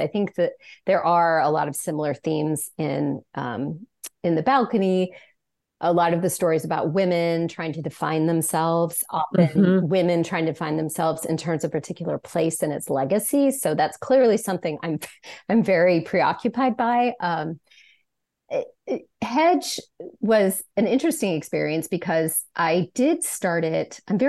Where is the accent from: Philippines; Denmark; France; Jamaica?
France; also born or lived in United States; even though I was being displaced to my home country, I started to write about France